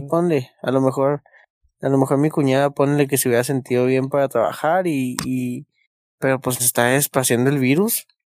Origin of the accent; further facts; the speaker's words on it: Hidalgo del Parral, Chihuahua, Mexico; now in Chihuahua, Mexico; para nosotros en Parral